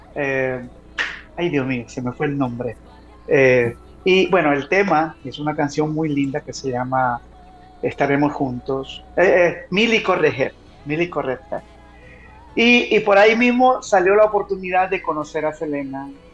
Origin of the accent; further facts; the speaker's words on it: El Salvador; Yo como salvadoreño